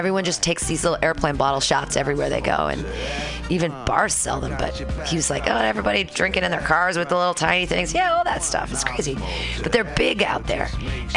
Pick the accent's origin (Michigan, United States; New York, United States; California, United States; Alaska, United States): California, United States; Northern; also born or lived in San Diego, California; now in San Francisco, United States; San Diego, but not originally. California. I mean, I was Northern California, then to San Diego, then back. I've never left California